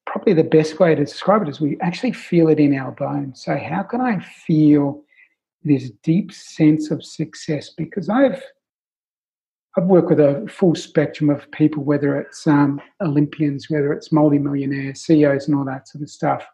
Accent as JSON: {"language": "English", "country": "Australia", "accent": "Australian", "said": "my Australian accent"}